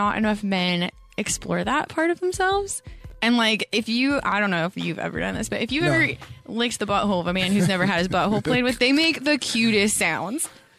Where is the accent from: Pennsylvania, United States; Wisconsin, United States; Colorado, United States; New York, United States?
Colorado, United States; It's in Colorado.